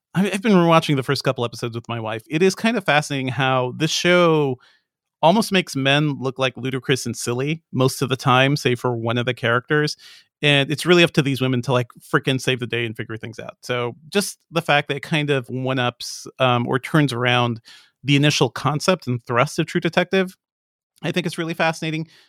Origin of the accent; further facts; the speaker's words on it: Hartford, Connecticut, United States; moved away; also born or lived in Amherst, Massachusetts; I grew up in Hartford, Connecticut